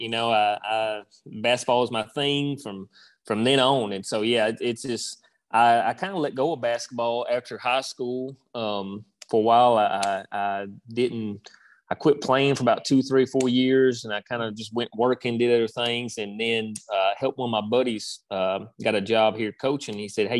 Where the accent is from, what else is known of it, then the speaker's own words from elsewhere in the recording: Minnesota, United States; born there; Funny story. My dad, we're not originally from here. I was born in Minnesota. That's where my dad's from.